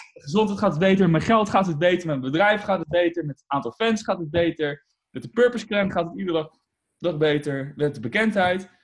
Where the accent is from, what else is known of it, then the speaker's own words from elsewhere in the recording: Utrecht, Netherlands; ik ben in Utrecht en daar woon ik eigenlijk al mijn hele leven